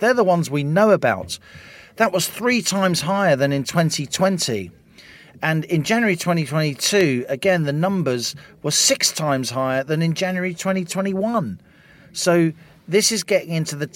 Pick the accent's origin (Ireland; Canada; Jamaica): Ireland; now in United Kingdom; I speak as an Irish person